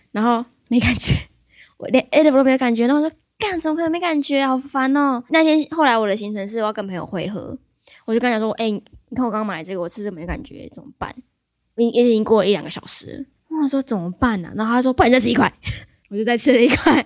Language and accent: Chinese; Taiwan; 我们台湾人